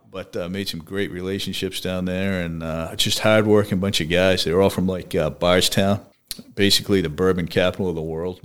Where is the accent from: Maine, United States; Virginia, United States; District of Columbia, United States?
Maine, United States; Brewer; also born or lived in Kentucky; I grew up in the Holden Brewer area, went to Brewer High School in Maine